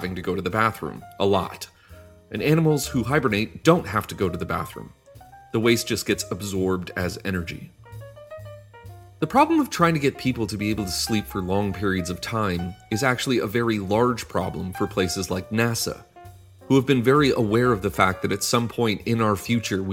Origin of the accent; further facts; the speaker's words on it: Canada; Despite me being Canadian